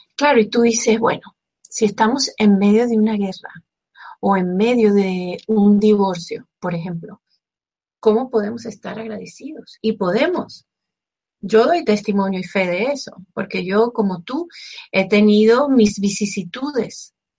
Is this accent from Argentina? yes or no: no; Venezuela; como venezolana que soy